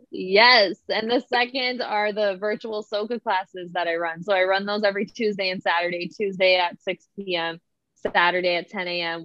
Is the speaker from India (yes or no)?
no; Toronto, Ontario, Canada; I am definitely from Toronto